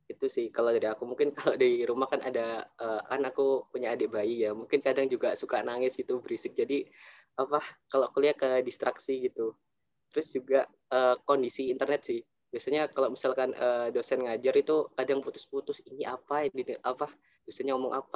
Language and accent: Indonesian; Surabaya, East Java, Indonesia; kuliah ke perantauan ke UB kan aku dari Surabaya kalau ke Malang itu kan juga uh, memperhitungkan biaya kos